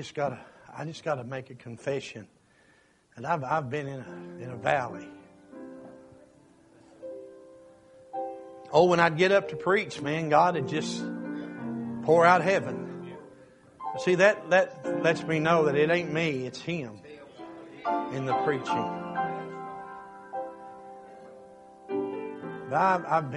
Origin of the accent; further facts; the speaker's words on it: Kentucky, United States; I'm from Kentucky and proud of that.